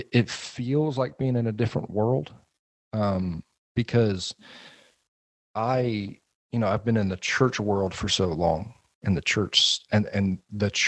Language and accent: English; Atlanta, Georgia, United States; I grew up in Atlanta. I'm a suburb kid. I grew up sort of just south of the city